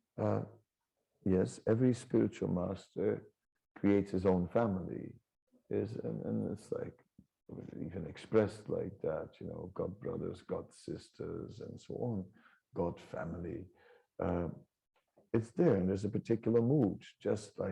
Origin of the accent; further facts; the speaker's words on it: Holland near Amsterdam, North Holland, Netherlands; my family, I'm from Holland near Amsterdam